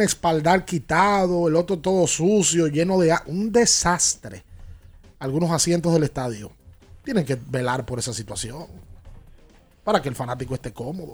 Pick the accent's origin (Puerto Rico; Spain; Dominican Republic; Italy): Dominican Republic